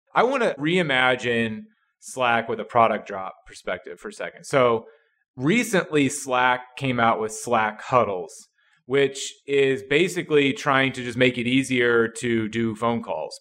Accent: Midwest, United States; I'm from the Midwest, and I am not from a big city.

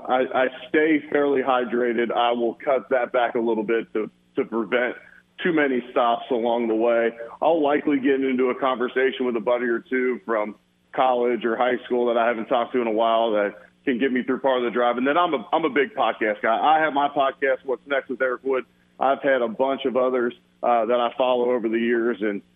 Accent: Cincinnati, Ohio, United States; I grew up in Cincinnati, as I mentioned before.

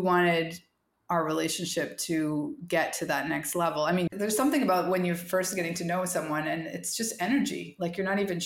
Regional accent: Canada; moved away; as a Canadian, we're forced to study French all through school

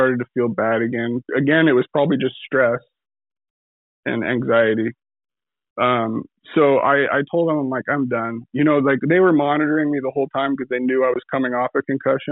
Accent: California, United States; moved away; I came from California, but like I was raised by the Western Hockey League, that culture

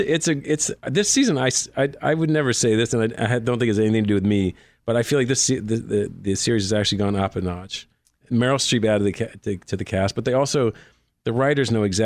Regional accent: Nova Scotia, Canada; moved away; I grew up in Nova Scotia, Far East Coast.

